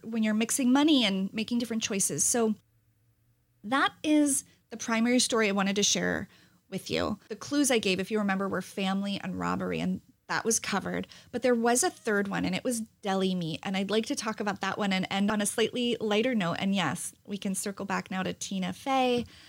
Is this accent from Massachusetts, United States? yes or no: no; New Jersey, United States; I'm half Italian and I'm from New Jersey.